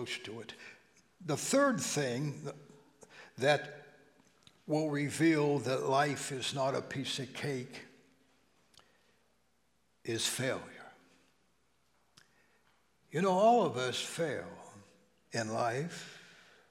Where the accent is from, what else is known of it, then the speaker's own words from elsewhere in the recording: Steubenville, Ohio, United States; moved away; back in the valley where I grew up in Steubenville